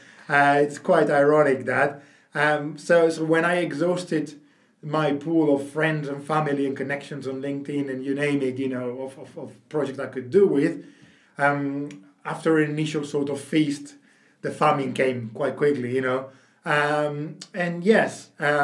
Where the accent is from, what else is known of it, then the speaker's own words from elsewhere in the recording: Barcelona, Catalonia, Spain; moved away; I'm from Barcelona originally, so speak decent Spanish